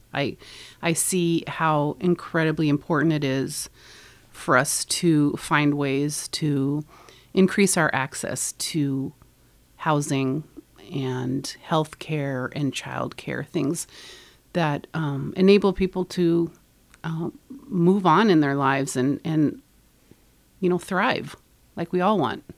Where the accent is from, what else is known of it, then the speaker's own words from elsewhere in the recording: Nebraska, United States; moved away as an adult; now in Northfield, United States; I grew up in Nebraska, and I met my husband in high school when we were 16 years old